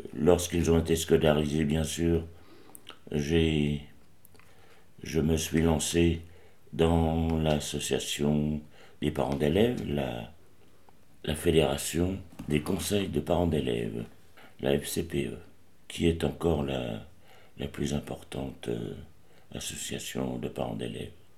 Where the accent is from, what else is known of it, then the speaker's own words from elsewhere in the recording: Paris, Île-de-France, France; now in Montreuil, France; je suis né à Paris le 7 février 1936.